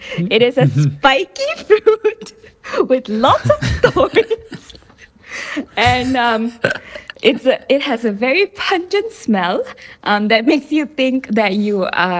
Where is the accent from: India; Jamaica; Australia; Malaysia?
Malaysia; I'm a Malaysian Chinese. So what that means is I'm born in Malaysia, native to Malaysia, but I'm of the Chinese race.